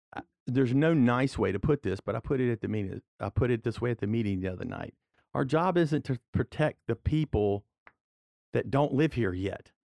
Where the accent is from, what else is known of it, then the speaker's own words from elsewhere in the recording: Walker, Louisiana, United States; I'm from Walker, I represent District Seven, which is the Walker area